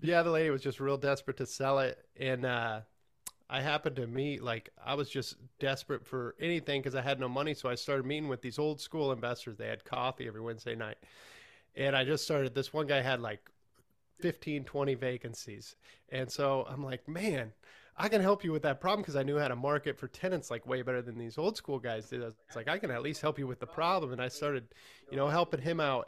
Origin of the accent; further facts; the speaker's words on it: Johnson Lake, Nebraska, United States; moved away as an adult; also born or lived in Hastings, Nebraska; now in Lincoln, United States; I'm from the middle of Nebraska, Johnson Lake, and I went to school